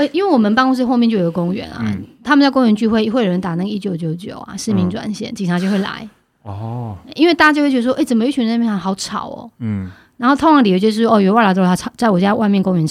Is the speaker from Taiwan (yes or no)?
yes; Taiwan; 我们可以去，我们台湾人会去的这些地方，也没几乎没有他们会唱的歌。